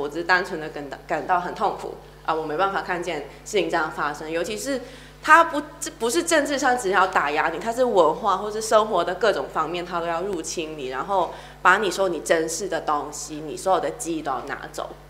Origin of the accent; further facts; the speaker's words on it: Hong Kong; moved away as an adult; 我人在主权移交前一年出生，我长大的时候，香港是最公民社会或自由上最蓬勃的那十年，都是我的童年